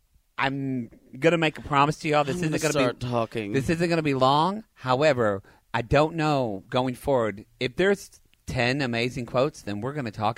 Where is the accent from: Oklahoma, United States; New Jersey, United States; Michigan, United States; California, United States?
Oklahoma, United States; moved away; I'm from Oklahoma too.